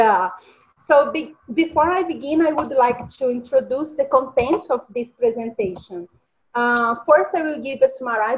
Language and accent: English; Minas Gerais, Brazil; English is a second language; moved away as an adult; I was born in the Yellow State, is Minas Gerais state